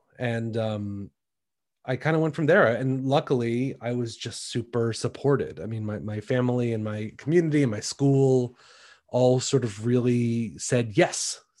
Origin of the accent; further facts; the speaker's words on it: Shaker Heights, Ohio, United States; also born or lived in Washington, D.C.; I grew up I was born in Washington, D.C. Uh-huh. When I was a baby, I moved to Shaker Heights, Ohio, and that's where I grew up.